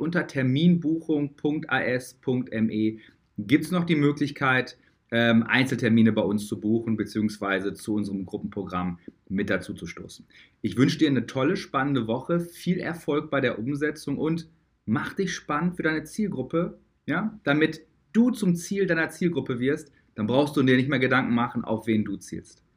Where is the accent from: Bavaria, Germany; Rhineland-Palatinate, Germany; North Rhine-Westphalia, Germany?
North Rhine-Westphalia, Germany; Dortmund; Ich komme ja aus Dortmund. Dortmunder Jung